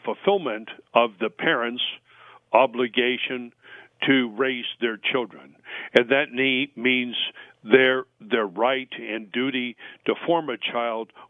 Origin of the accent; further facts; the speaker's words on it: California, United States; I'm a Californian